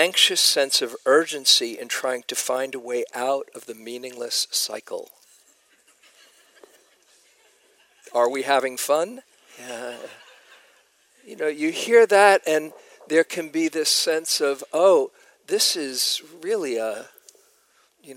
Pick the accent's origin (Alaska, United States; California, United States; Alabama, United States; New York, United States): New York, United States; moved away; I was from New York